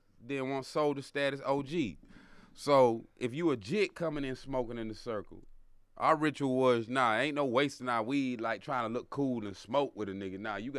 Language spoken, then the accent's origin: English; Jacksonville, Florida, United States; also born or lived in Georgia; I grew up in Florida and Georgia, see, down in Duval, and that's Jacksonville.